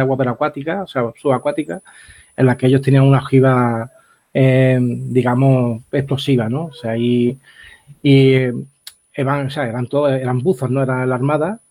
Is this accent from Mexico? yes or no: no; Algeciras, Andalusia, Spain; De mi tierra